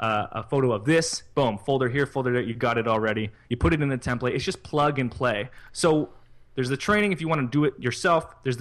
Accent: Canada; I'm Canadian.

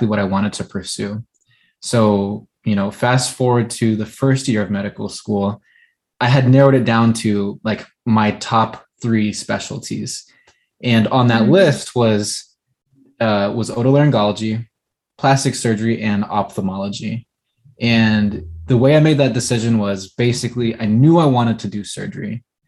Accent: California, United States; moved away as an adult; also born or lived in Midwest; I knew I wanted to be back here in my home state

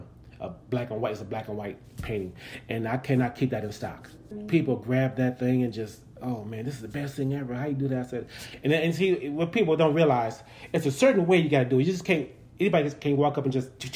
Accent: Kansas City, United States; I'm from Kansas City

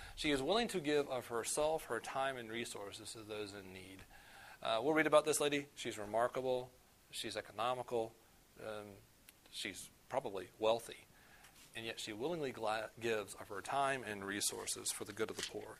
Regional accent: the South, United States; I'm from the South

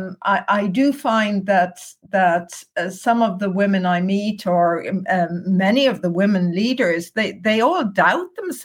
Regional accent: Ireland; moved away as an adult; now in Amsterdam, Netherlands; I'm Irish

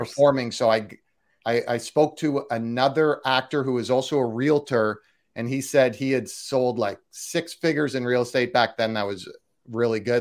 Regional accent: Canada; also born or lived in Toronto; now in Los Angeles, United States; I'm Canadian, so I was in Toronto

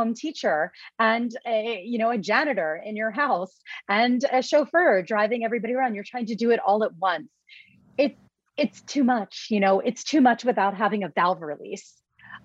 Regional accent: New York, United States; I'm a New Yorker

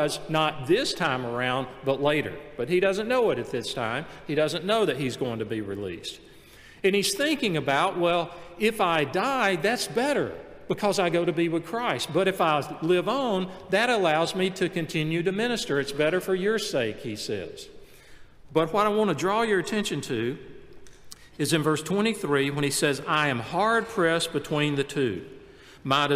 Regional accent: Montgomery, Gadsden, Alabama, United States; We moved from Montgomery, Alabama to Gadsden, Alabama

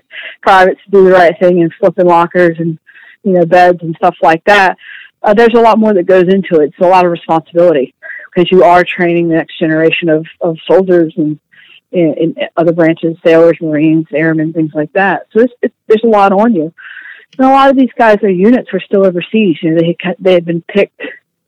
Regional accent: Virginia, United States; also born or lived in South Carolina; I grew up down in South Carolina and moved up to Virginia, where my family was from when I was about 10, and have been here and all over the United States since then

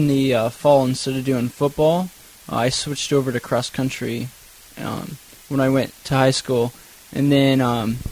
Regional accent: Nampa, Idaho, United States; I grew up in around the Nampa area.

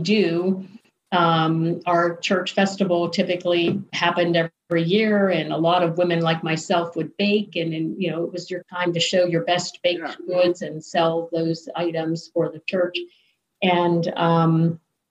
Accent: Ambridge, Pennsylvania, United States; also born or lived in North Hills; So Ambridge, none of us were born in the town itself, but we were born in an adjacent town, all part of the same school district. So when we say where we're from, we say we're from Ambridge

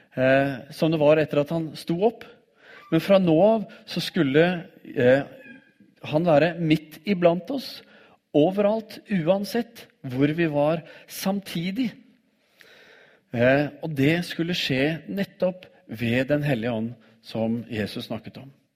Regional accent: Oslo, Norway; når jeg vokste opp som tenåring i Oslo

